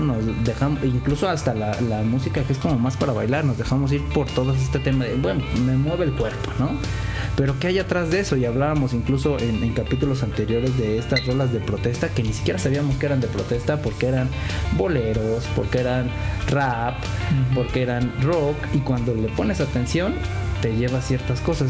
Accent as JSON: {"language": "Spanish", "country": "Mexico"}